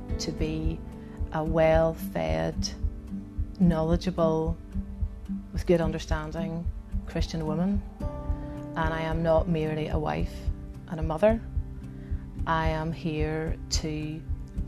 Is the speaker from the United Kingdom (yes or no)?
yes; Ballymena and Derry, Northern Ireland, United Kingdom; also born or lived in Aberdeen; now in Belfast, United Kingdom; I grew up in Ballymena and in Derry